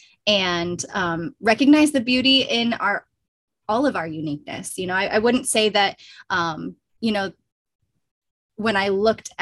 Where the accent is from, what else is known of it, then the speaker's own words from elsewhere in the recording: southwestern Wisconsin, United States; moved away; I did grow up in a small rural town of 5,000 people in southwestern Wisconsin on Ho-Chunk Nation lands